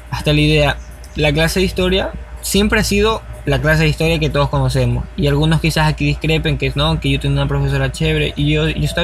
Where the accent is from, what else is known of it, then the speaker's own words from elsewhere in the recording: Ecuador; hablemos como ecuatorianos que somos.